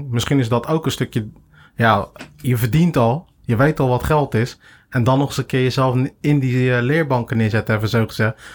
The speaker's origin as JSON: {"language": "Dutch", "town": "Capelle aan den IJssel", "region": "South Holland", "country": "Netherlands", "tie": "born or raised there", "said": "ik ben opgegroeid in Capelle Ooschade. Daar heb je de flats, de hoeken. Die zijn 14 hoog."}